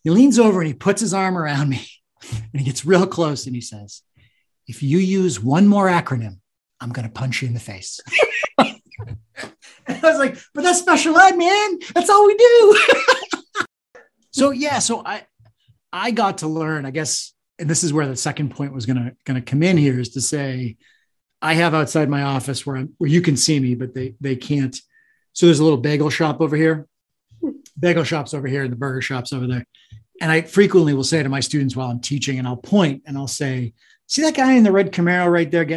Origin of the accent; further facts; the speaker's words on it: New England, United States; I'm a kid from New England